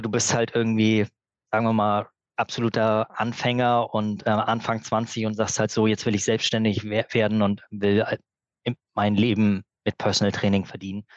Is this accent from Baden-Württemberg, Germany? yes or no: no; Berlin, Germany; now in Glücksburg, Germany; Ich komme auch ursprünglich aus Berlin